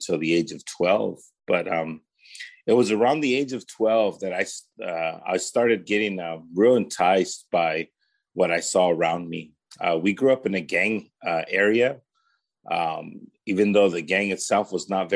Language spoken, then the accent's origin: English; Paramount, California, United States; also born or lived in Los Angeles, California; I was raised in the city of Paramount, which is the city right next to Bellflower.